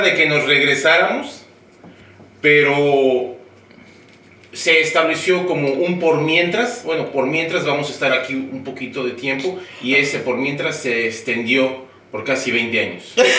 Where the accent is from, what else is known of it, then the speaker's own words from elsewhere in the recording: Mexico City, Mexico; moved away as an adult; now in United States; soy de la Ciudad de México y yo llegué aquí ah, en agosto del año 2000